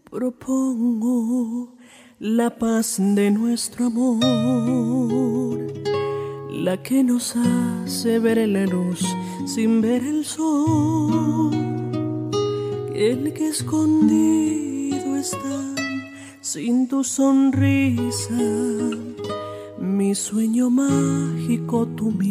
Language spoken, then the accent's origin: Spanish; Dolores, Buenos Aires Province, Argentina; de Dolores, provincia de Buenos Aires.